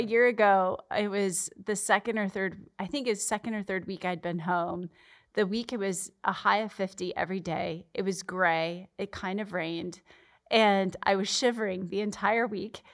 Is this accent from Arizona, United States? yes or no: yes; Arizona, United States; moved away as an adult; I'm born and raised in Arizona